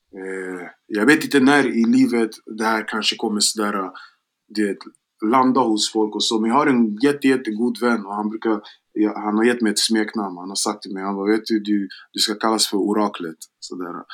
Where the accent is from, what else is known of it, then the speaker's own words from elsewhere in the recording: Gambia; now in Sweden; jag är från Västafrika, jag är från Gambia